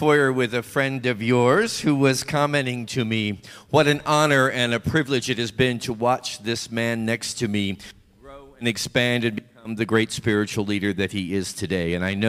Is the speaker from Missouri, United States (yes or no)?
yes; Kansas City, Missouri, United States; moved away; my hometown of Kansas City